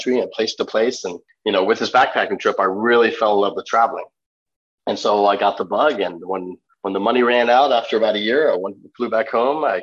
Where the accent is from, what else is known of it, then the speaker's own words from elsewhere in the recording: Washington, D.C. area, Maryland, United States; accent: American; I grew up in the Washington, D.C. area, so the state of Maryland, but right outside D.C.